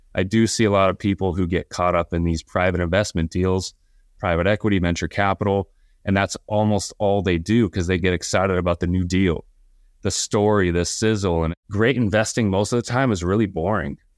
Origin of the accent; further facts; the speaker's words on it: Southern California, United States; I grew up here in Southern California